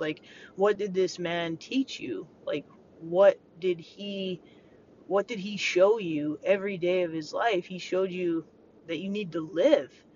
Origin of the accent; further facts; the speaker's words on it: Montana, United States; growing up in Montana as a kid